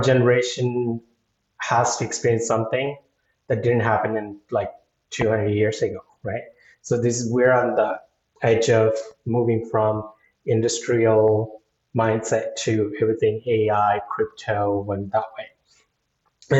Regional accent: India; moved away; being Indian

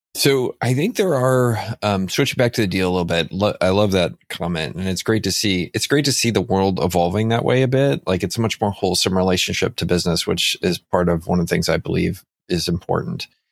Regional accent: Texas, United States; also born or lived in San Antonio; a dumb Texan buying this business on Vancouver Island

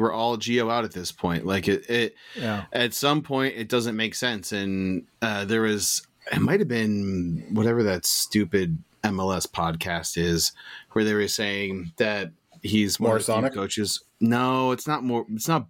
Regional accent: United States; Full into it. I'm American. We just celebrated a holiday, Randy.

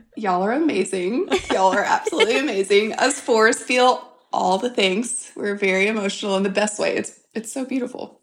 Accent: St. Francisville, Louisiana, United States; I grew up in South Louisiana, grew up on a farm in a tiny, tiny town.

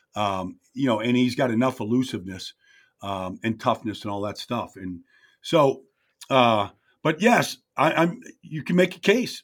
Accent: Pittsburgh, Pennsylvania, United States; I'm from Pittsburgh. My mom and dad are from Pittsburgh.

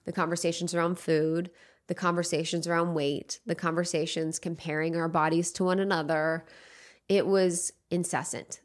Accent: Ohio, United States; moved away as an adult; now in Los Angeles, United States; I grew up in the Midwest in Ohio, in a place where not many people did what they loved.

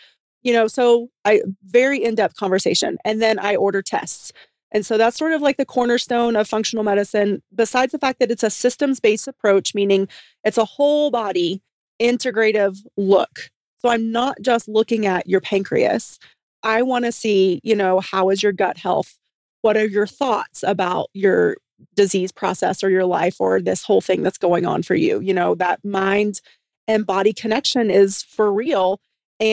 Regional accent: the South, United States; I'm from the South

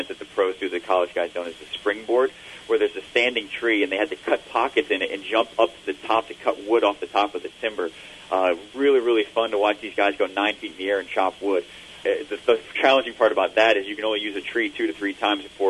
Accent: Virginia Beach, Virginia, United States; my hometown in Virginia Beach

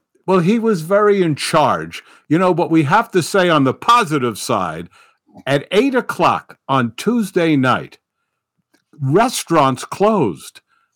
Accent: New York City, New York, United States; I'm from the Bronx

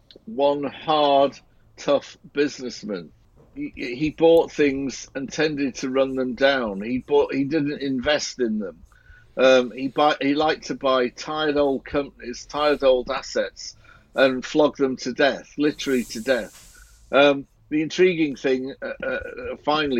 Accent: Barrow-in-Furness, North West England, United Kingdom; I grew up in Barrow in Cumbria.

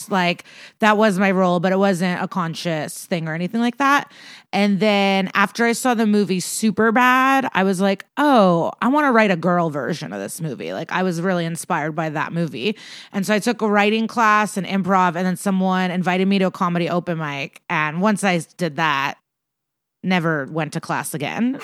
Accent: Chicago, Illinois, United States; I grew up around Chicago

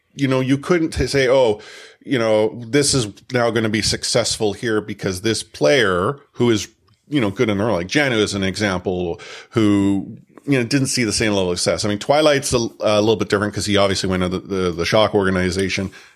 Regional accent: Canada; myself and …, we're Canadian

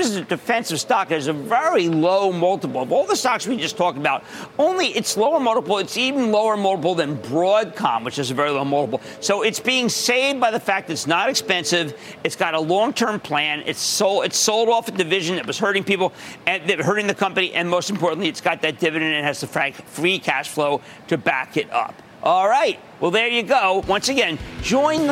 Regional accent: Montgomery County, Pennsylvania, United States; born or raised there; moved away; also born or lived in New Jersey

